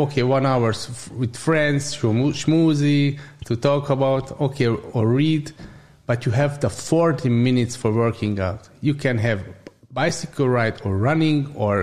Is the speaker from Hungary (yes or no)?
yes; Budapest, Hungary; English is a second language; I was born in Buddha, I was living in Buddha always